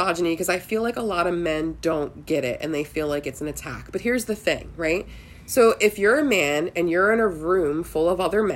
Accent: Philadelphia, Pennsylvania, United States; Growing up in Northeast Philly

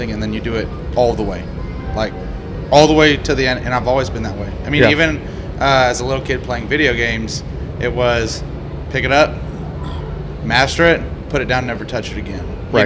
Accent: Houston, Texas, United States; I'm from Houston

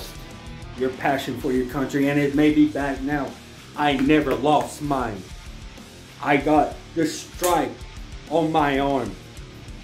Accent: North Carolina, United States; I am proud to be from North

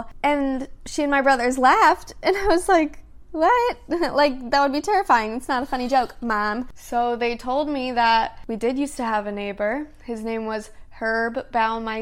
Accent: Indiana, United States; I grew up in Indiana

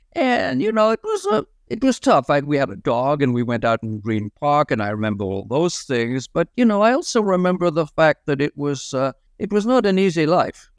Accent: France; moved away; I was brought up in French culture

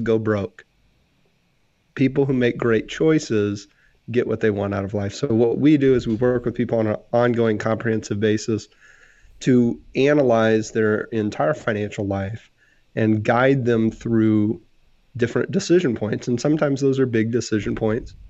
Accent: Texas, United States; I'm from Texas

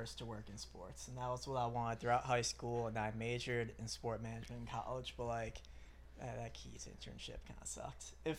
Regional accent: Rockville, Maryland, United States; I was living at home at the time, so I'm commuting from Rockville to Frederick.

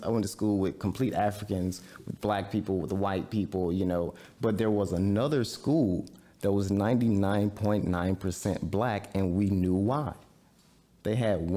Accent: Ruleville, Mississippi, United States; my hometown of Ruble, for example. I'm from Ruble, Mississippi

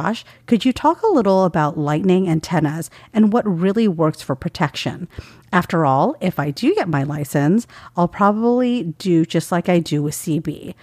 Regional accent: the South, United States; Yes, I'm from the South and I say y'all.

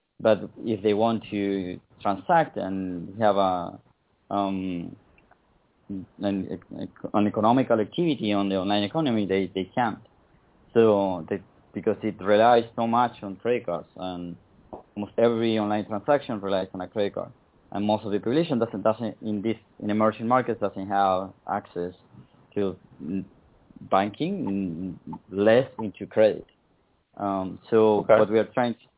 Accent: Patagonia, Argentina; I'm from the Patagonia. I grew up in the south of Argentina

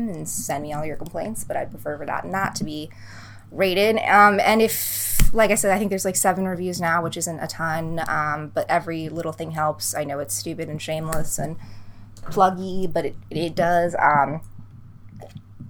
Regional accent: Boston, Massachusetts, United States; now in Los Angeles, United States; I'm from the East Coast. For those of you who don't know, I'm from Boston

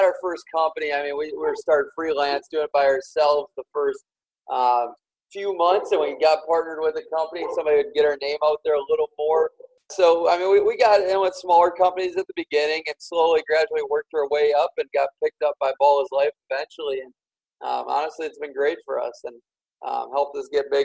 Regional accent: Minnesota, United States; I'm born and raised in Minnesota

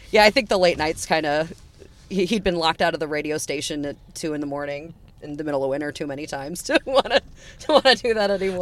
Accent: Wheaton, Illinois, United States; I was raised in Wheaton.

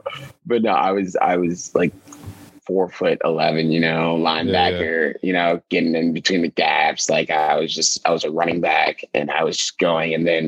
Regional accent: Chicago, Illinois, United States; born there; I was born in Chicago at the age of zero in 1998. I was born. I was born at the University of Chicago Hospital. I was born in Hyde Park

